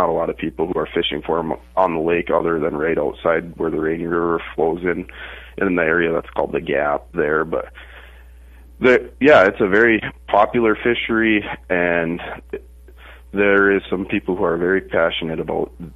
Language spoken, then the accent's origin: English; Park Rapids, Minnesota, United States; I grew up fishing around the Park Rapids area and hunting in that area, too